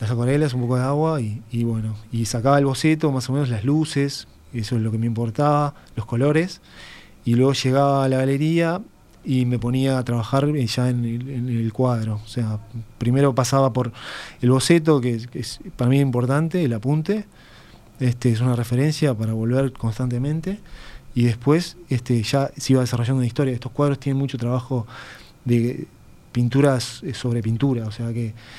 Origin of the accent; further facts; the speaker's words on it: Uruguay; moved away as an adult; soy uruguayo, que me gusta mi cultura y mis raíces